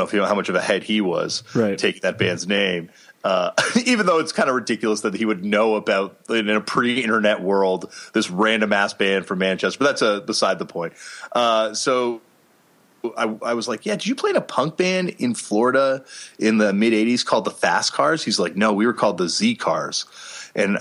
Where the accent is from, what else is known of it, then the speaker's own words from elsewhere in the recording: Toronto, Ontario, Canada; growing up in Toronto, Canada, I was like, you know, really privileged